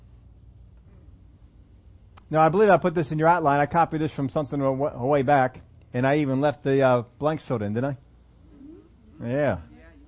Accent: Pennsylvania, United States; I'm from Pennsylvania

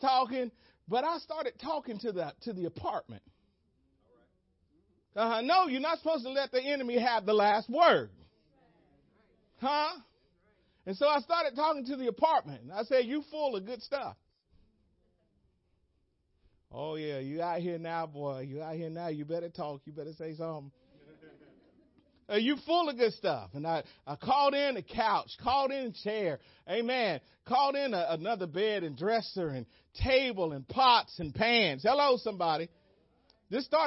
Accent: United States; I'm American

